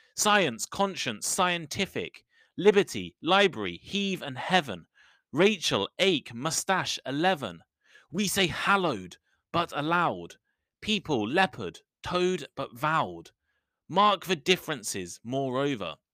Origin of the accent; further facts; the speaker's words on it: United Kingdom; accent: British English; I'm British